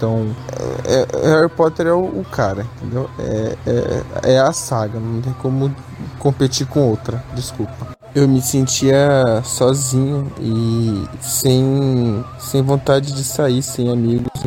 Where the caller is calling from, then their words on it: Sinop, Mato Grosso, Brazil; sou da cidade de Sinop, Mato Grosso